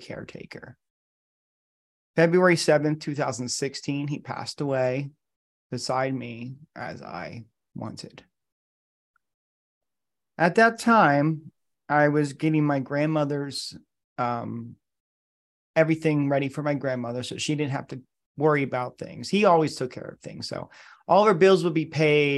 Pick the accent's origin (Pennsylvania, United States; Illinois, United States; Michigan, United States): Pennsylvania, United States; moved away as an adult; also born or lived in New York / California / Boston; I moved back to Pennsylvania, which is where my hometown is, from California